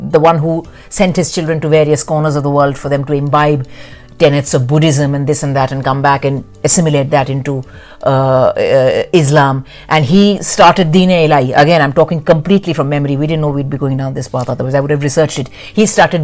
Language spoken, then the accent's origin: English; Delhi, India; moved away; also born or lived in Madhya Pradesh; as a kid, when we grew up in Delhi